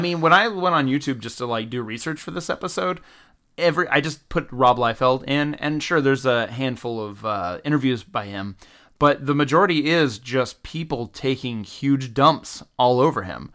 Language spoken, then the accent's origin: English; the South, United States; growing up in the South